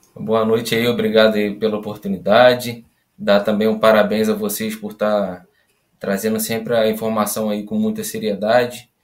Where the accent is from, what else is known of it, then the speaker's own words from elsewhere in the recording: Santa Maria Madalena, Rio de Janeiro, Brazil; da minha cidade natal, Santa Maria Madalena